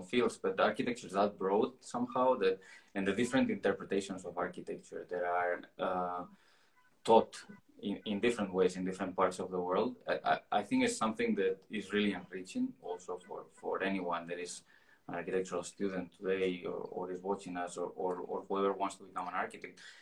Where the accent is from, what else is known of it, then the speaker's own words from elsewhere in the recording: Madrid, Community of Madrid, Spain; also born or lived in Germany; I'm an architect from Madrid. We are actually joining from Madrid today